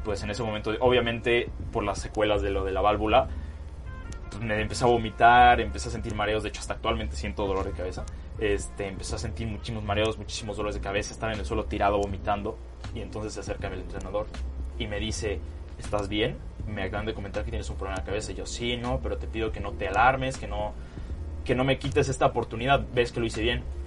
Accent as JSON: {"language": "Spanish", "region": "Puebla", "country": "Mexico", "tie": "born or raised there", "also_born_or_lived": "Culiacán, Sinaloa", "said": "yo nací en Culiacán, Sinaloa. Este, estuve ahí aproximadamente tres años y después, bueno, me vine a Puebla por cuestiones del trabajo de mi papá y es donde he recibido la mayor parte de, pues, de mi vida"}